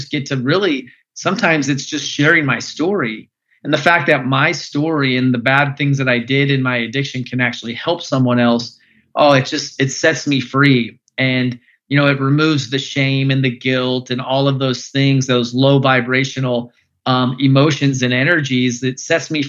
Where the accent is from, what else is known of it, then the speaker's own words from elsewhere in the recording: Phoenix, Arizona, United States; I grew up in Phoenix, Arizona